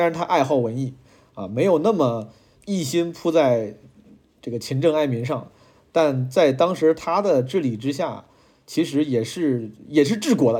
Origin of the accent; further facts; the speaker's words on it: Zhengzhou, Henan, China; moved away as an adult; also born or lived in Shanghai / Beijing; 我从十八岁离开郑州之后，就一直，我的家乡，离开了家之后，就，就一直，其实就是客居在外